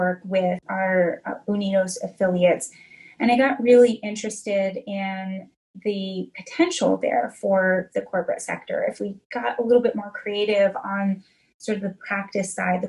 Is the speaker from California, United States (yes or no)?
no; Northeast Ohio, United States; moved away as an adult; also born or lived in Washington, D.C.; I grew up in Northeast Ohio